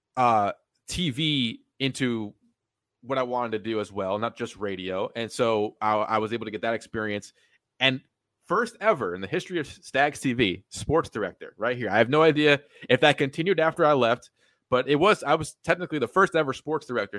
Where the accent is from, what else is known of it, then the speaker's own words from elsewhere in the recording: East Greenbush, New York, United States; East Greenbush, New York, ten minutes from Albany, uh, Columbia High School, uh, grew up there, born and raised